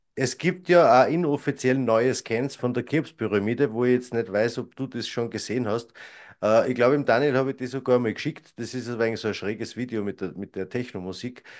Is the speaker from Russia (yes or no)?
no; Austria; bei uns in Österreich